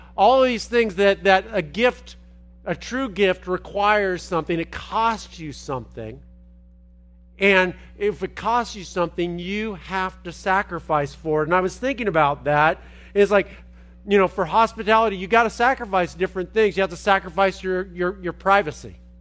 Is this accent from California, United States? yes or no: yes; Los Angeles, California, United States; moved away; I'm from Los Angeles